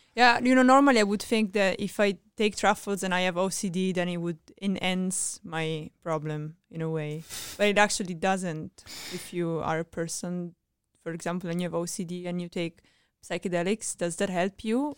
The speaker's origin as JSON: {"language": "English", "country": "Italy", "said": "I'm from Italy"}